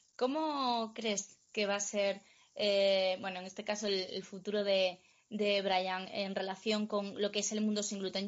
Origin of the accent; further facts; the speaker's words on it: Cangas del Narcea, Asturias, Spain; en Cangas del Narcea, en mi pueblo